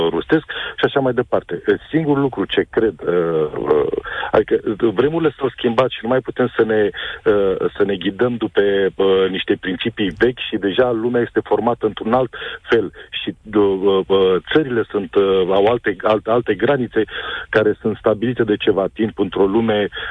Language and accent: Romanian; Romania; Noi, ca români